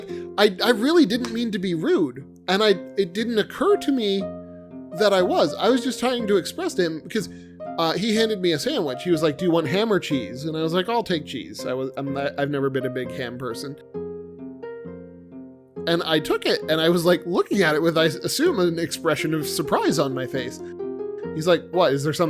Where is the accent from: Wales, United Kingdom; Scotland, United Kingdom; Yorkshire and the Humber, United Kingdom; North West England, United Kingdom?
Scotland, United Kingdom; We're Scottish and therefore we like Iron Brew.